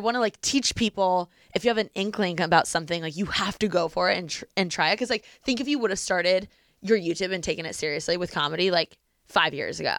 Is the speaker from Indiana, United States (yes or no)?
yes; Bloomington, Indiana, United States; moved away as an adult; also born or lived in Los Angeles; my hometown is Bloomington